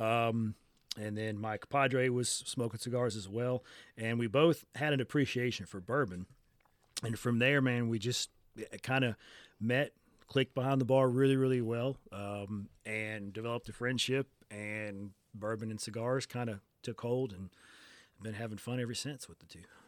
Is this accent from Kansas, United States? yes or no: no; Biloxi, Mississippi, United States; also born or lived in Oklahoma / Ocean Springs, Mississippi / D'Iberville, Mississippi; I was born at Keesler Air Force Base. My dad was a military person for a little bit. Um, mostly here on the coast. We moved around when I was really, really young